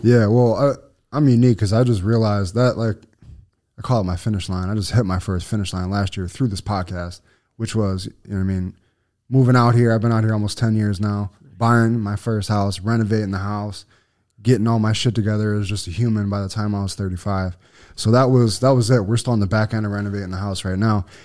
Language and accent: English; Buffalo, New York, United States; I was from Buffalo